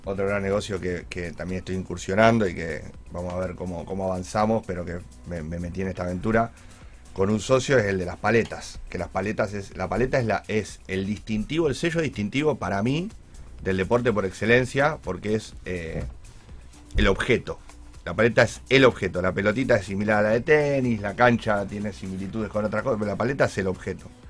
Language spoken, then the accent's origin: Spanish; Argentina; yo soy argentino